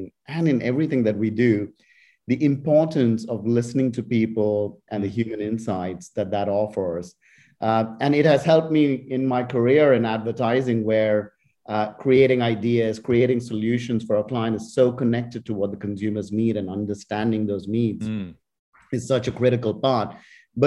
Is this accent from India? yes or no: yes; India; moved away; I was growing up in India